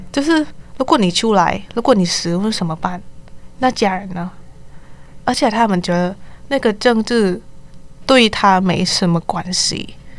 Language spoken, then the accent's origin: Chinese; Thailand; Chinese is a second language; moved away as an adult; now in Taipei, Taiwan; 来自泰国学生